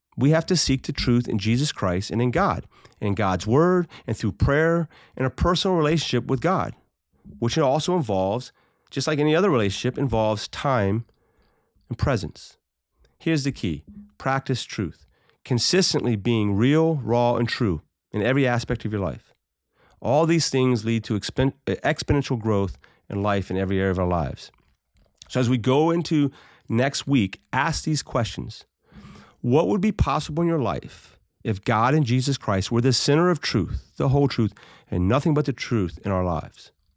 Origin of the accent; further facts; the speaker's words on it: United States; as American citizens